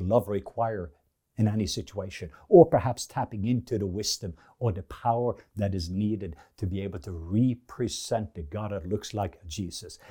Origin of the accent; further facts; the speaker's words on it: Norway; English is a second language; moved away; being in Norwegian, I have learned that because English and This English is my second language